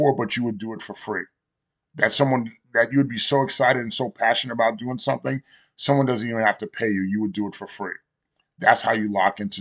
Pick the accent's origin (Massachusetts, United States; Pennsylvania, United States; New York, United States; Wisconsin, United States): New York, United States; born or raised there